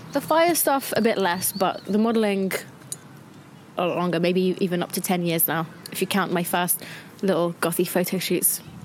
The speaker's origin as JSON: {"language": "English", "region": "London", "country": "United Kingdom", "tie": "born or raised there", "said": "born and raised in London"}